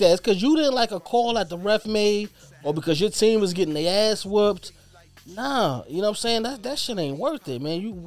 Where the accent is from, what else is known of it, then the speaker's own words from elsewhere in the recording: New York City, New York, United States; growing up in Brooklyn